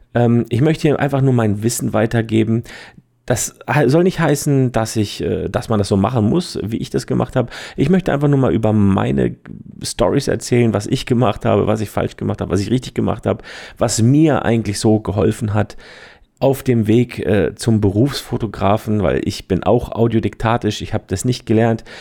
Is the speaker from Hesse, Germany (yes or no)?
no; Heidelberg, Baden-Württemberg, Germany; also born or lived in Switzerland; Ich bin aus Heidelberg in der Nähe aus Schwetzingen, Fotograf und Trainer